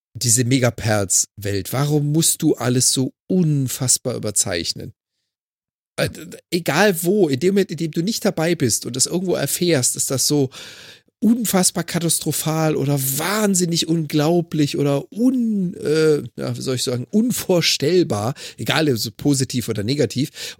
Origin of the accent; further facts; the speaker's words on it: Freiburg im Breisgau, Baden-Württemberg, Germany; moved away; ich komme gebürtig aus Freiburg im Breisgau. Meine Mutter, meine Eltern leben immer noch